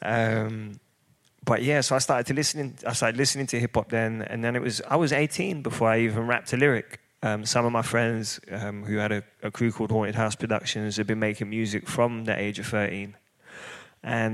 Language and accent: English; London, United Kingdom; I grew up in East London